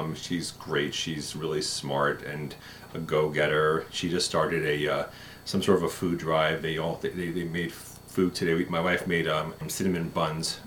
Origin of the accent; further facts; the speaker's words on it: New York, United States; moved away as an adult; also born or lived in Philadelphia; now in Kansas, United States; I was born in New York